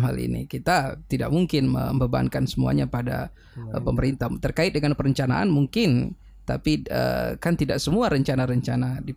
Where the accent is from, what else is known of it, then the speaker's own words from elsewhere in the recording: Gorontalo, Indonesia; tetapi saya pikir Gorontalo adalah tanah tumpah darah saya dan saya memiliki tanggung jawab secara um, apa namanya moral untuk turut be